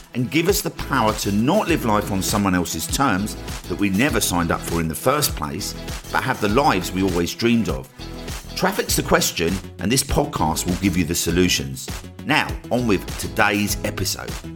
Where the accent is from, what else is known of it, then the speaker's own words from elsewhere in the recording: Essex, East of England, United Kingdom; moved away as an adult; also born or lived in Cornwall / Brighton; my hometown in Essex